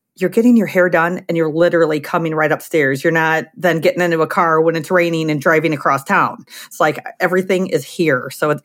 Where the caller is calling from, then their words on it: Crown Point, Indiana, United States; I'm in my studio here in Crown Point, Indiana, which is a part of Chicagoland.